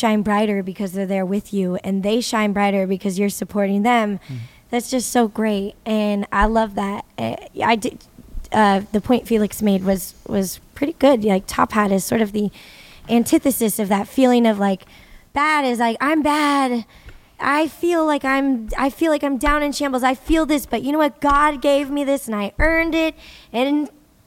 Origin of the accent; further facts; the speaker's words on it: Modesto, California, United States; moved away; also born or lived in San Francisco; I come from Modesto, California, Central Valley, agrarian, a Roman Catholic family. I was raised in Catholic schools.